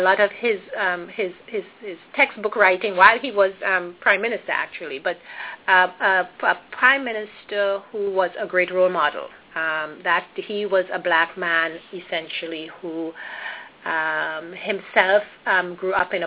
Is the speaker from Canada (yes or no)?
no; Trinidad & Tobago; I was born and raised in Trinidad and Tobago, which is a Caribbean island